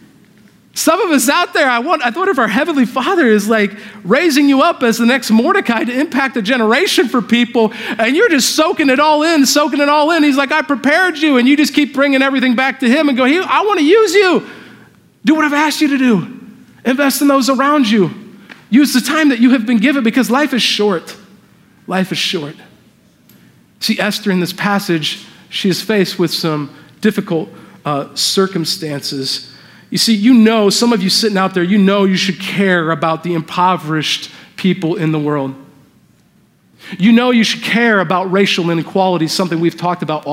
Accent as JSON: {"language": "English", "region": "Indiana", "country": "United States", "tie": "born or raised there", "also_born_or_lived": "Southern California", "moved": "as an adult", "said": "I grew up in Indiana, my wife's from Southern California, I was living out there for the last 7 years"}